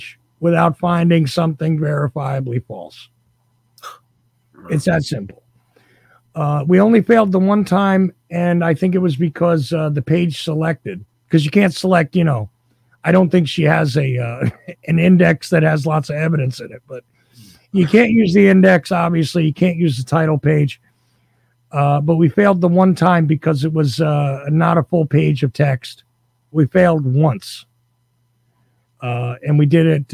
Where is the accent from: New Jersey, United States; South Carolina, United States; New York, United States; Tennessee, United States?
New Jersey, United States; I was actually born in New Jersey